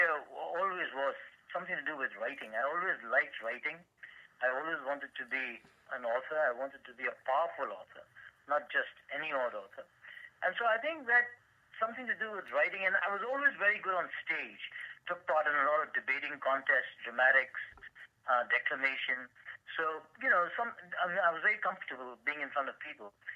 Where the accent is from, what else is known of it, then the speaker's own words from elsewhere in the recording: India; moved away as an adult; now in Virginia, United States; I grew up in a boarding school in India